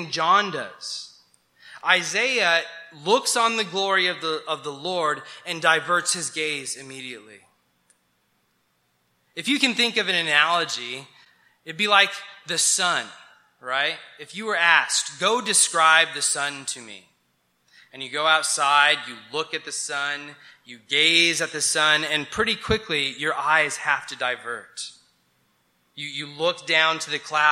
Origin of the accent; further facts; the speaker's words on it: New Mexico, United States; I grew up in New Mexico and I love the mountains of New Mexico